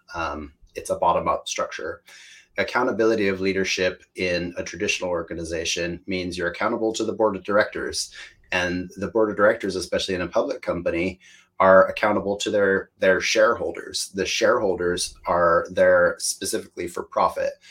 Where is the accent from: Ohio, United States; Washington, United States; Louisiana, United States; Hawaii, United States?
Washington, United States; accent: American; moved away as an adult; also born or lived in Spain; now in United Kingdom; I come from Washington State, which is a beautiful place uh, with a lot of nature